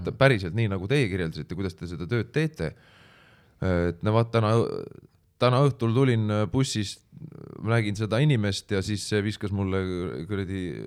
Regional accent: Pärnu, Pärnu County, Estonia; ma olen pärnakas

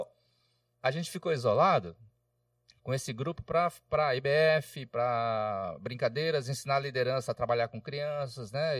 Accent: interior of São Paulo, Brazil; moved away as an adult; also born or lived in Roraima; eu sou aqui do interior de São Paulo

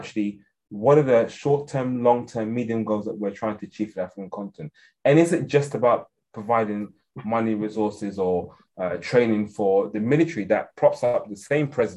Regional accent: England, United Kingdom; accent: very English; also born or lived in Ghana; my very English accent

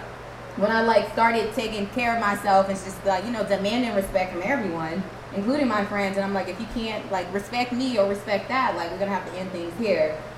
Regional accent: Compton, California, United States; I'm from LA, and for a long time, the way I spoke was my insecurity, because I'm from the hood, I'm from Compton

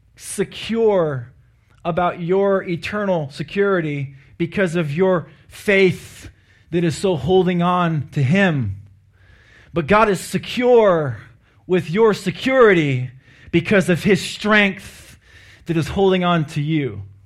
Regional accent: Anchorage, Alaska, United States; I am from Alaska and uh, from Anchorage

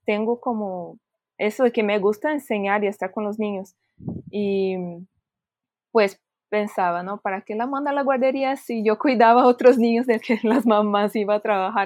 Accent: Brazil; moved away; somos brasileñas y estamos hablando en portugués

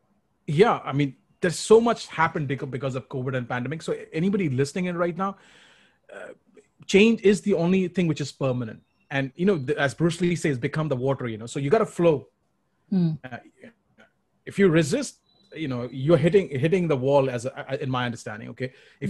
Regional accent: Kolkata, West Bengal, India; moved away; when I relocated from Calcutta to Punjab, my problems became bigger. You know, I was bullied and abused, and I had real, you know, challenges coping up with a new way of living.

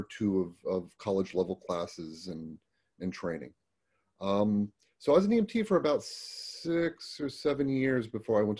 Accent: Florida, United States; also born or lived in California; I grew up in the Florida down by the Everglades.

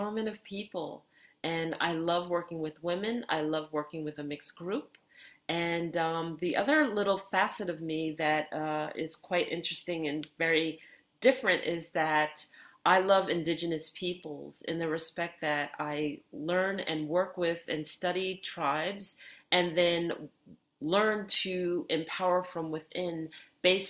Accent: New York City, New York, United States; I grew up in Bayside, New York, and that is New York City in Queens

